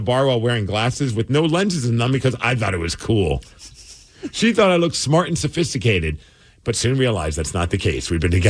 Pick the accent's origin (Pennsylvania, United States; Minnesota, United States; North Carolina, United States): Minnesota, United States; We grew up in Minnesota.